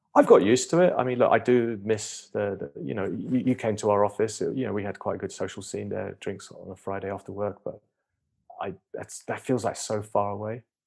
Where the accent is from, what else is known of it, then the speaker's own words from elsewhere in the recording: United Kingdom; moved away as an adult; now in United States; I'm British, I live twelve years in the U S